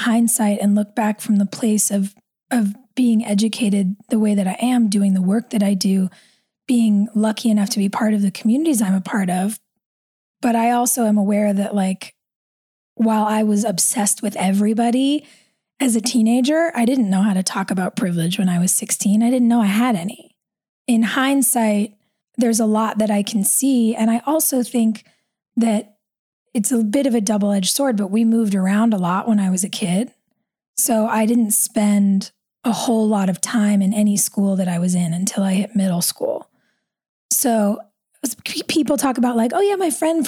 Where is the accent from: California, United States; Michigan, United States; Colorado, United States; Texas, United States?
California, United States; Los Angeles; also born or lived in North Carolina; I grew up here